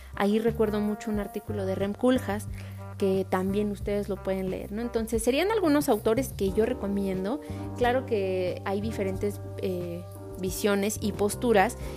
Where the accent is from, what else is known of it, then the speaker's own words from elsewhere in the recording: Mexico; me identifico como mexicana